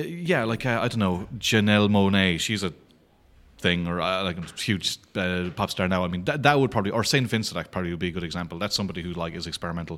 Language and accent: English; Clare, Munster, Ireland; I'm from Clare